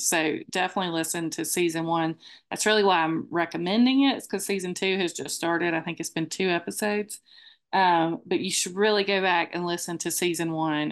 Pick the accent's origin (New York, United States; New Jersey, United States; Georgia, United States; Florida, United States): Georgia, United States; Moultrie; moved away; we are from Moultrie